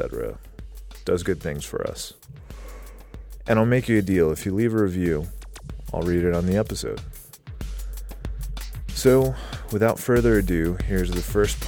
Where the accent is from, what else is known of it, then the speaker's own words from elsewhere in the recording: South Carolina, United States; I'm from South Carolina